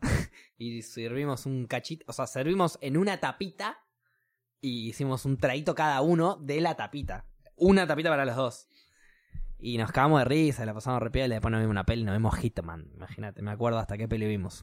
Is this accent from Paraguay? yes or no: no; Argentina; como pueblo argentino